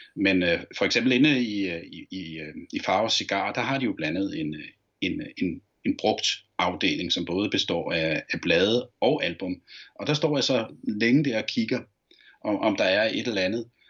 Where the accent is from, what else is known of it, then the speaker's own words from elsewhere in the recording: Copenhagen, Capital Region of Denmark, Denmark; da jeg voksede op på Ammerbrogade